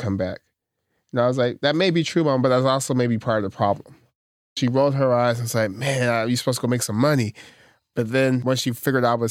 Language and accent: English; Stockton, California, United States; I'm from Stockton.